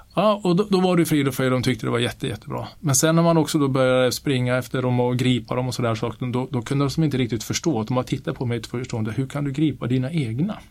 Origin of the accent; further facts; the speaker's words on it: Kiruna, Norrbotten County, Sweden; accent: Norrland; moved away as an adult; now in Stockholm, Sweden; Nu har jag bott här rätt länge men jag är uppvuxen i Kiruna